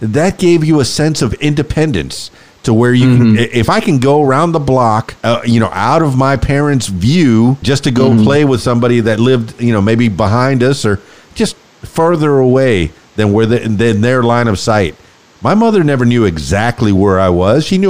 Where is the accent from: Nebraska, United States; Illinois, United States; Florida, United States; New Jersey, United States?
Florida, United States; Miami; I grew up in Miami in near the Everglades, and I played out there with alligators